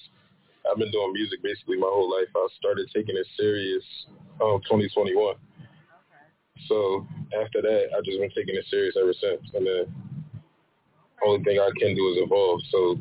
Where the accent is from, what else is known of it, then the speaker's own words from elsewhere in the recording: Philadelphia, Pennsylvania, United States; I'm from Philly.